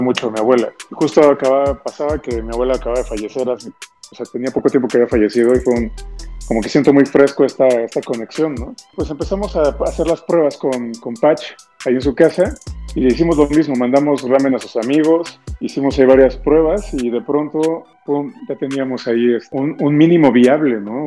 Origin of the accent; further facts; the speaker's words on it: Mexico City, Mexico; also born or lived in Lima, Peru; yo llevo viviendo en México, yo nací aquí, pero yo viví toda mi niñez en Lima y hasta los nueve años llegué a la Ciudad de México.